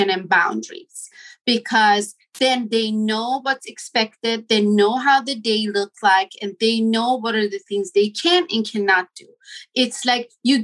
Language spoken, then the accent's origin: English; Sweden; moved away as an adult; also born or lived in Iran; now in Los Angeles, United States; I am Iranian. I was born in Iran, raised in Sweden. And almost 20 years ago, I decided to move to United States